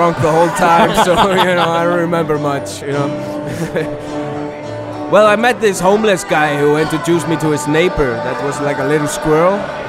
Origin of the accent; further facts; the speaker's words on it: Reykjavik, Capital Region, Iceland; I grew up in Reykjavik.